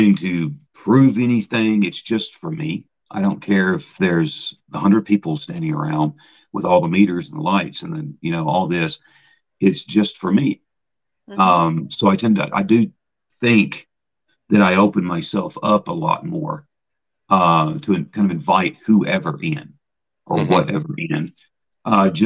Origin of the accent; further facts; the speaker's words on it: Gatlinburg, Tennessee, United States; moved away as an adult; also born or lived in Mount Pleasant, Iowa; now in Brodhead, United States; I was from Gatlinburg